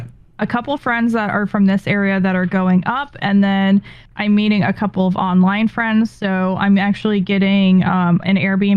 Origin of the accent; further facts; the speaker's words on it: California, United States; moved away; I'm from California